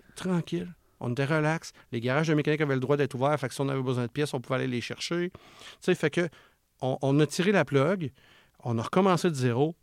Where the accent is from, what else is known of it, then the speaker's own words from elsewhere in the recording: Charlevoix, Quebec, Canada; je viens de Charlevoix, où ce que c'est un coin que souvent, c'est ces mentalités-là un petit peu. Puis euh, maman à maison, puis quand c'est le temps, elle retourne travailler, puis etc. Puis moi, ben, quand j'ai grandi là-dedans